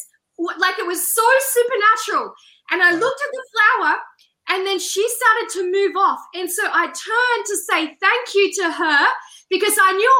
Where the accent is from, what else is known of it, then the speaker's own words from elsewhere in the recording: Australia; I'm Australian